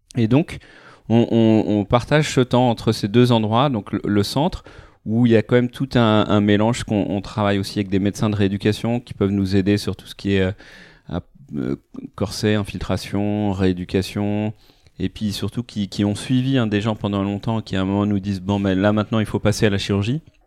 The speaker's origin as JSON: {"language": "French", "town": "Paris", "region": "Île-de-France", "country": "France", "tie": "born or raised there", "moved": "as an adult", "lives_now": "Lyon, France", "said": "ma famille vient de Normandie, on a grandi à Paris, fait nos études à Paris"}